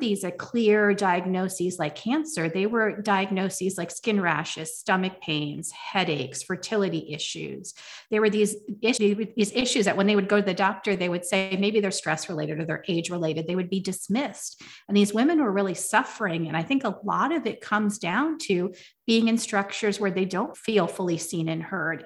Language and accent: English; United States; growing up in America